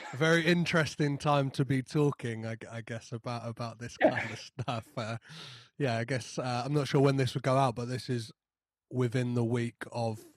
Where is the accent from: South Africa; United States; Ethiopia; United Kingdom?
United Kingdom; as like a British person